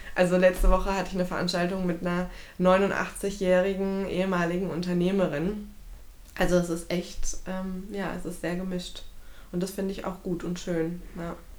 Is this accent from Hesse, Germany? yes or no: yes; Frankfurt, Hesse, Germany; gebürtige Frankfurterin